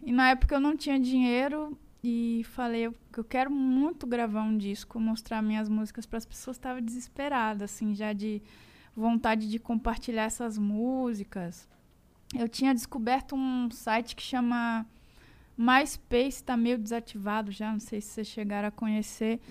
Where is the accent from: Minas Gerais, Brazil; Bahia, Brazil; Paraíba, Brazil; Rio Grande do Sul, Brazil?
Minas Gerais, Brazil; now in São Paulo, Brazil; eu, como uma boa mineira